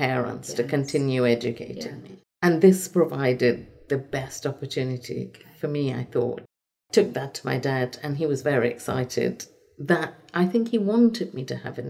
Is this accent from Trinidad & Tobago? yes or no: yes; Trinidad & Tobago; moved away; I'm from Trinidad and Tobago.